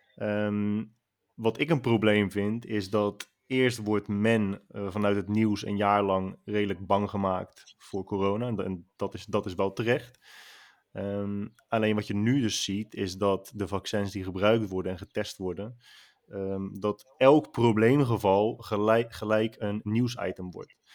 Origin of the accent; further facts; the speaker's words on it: Netherlands; Wij stellen nu als Nederlanders